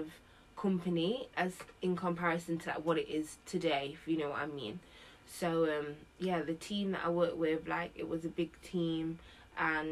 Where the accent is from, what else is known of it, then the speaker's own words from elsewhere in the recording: Nottingham, East Midlands, United Kingdom; moved away as an adult; now in London, United Kingdom; I moved to London from Nottingham. I'm originally from Nottingham. I came to London in like 2014 to go to uni